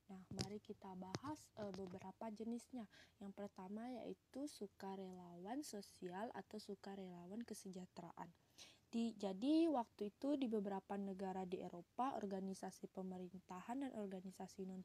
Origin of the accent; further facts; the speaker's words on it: Pontianak, West Kalimantan, Indonesia; perkenalkan … asalku dari Pontianak, Kalimantan Barat, Indonesia.